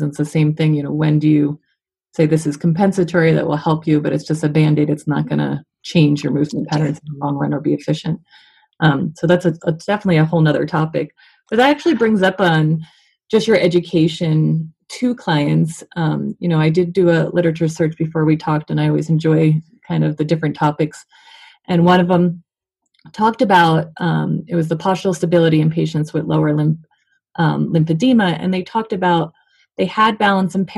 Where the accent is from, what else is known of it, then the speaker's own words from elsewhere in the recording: Colorado, United States; we're both from Colorado